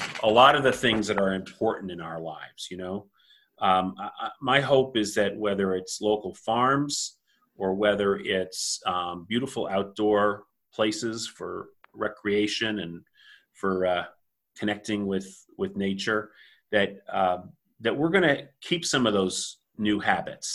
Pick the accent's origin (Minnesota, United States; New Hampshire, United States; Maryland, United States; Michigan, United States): New Hampshire, United States; now in New Jersey, United States; I'm originally from New Hampshire